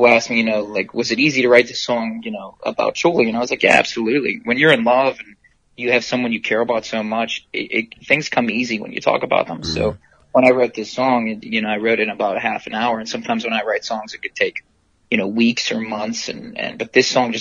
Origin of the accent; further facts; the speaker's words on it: Pittsburgh, Pennsylvania, United States; I'm from Pittsburgh